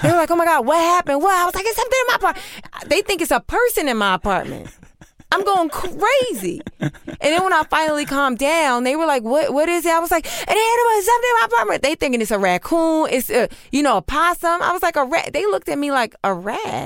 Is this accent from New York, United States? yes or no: yes; New York City, New York, United States; I grew up in New York City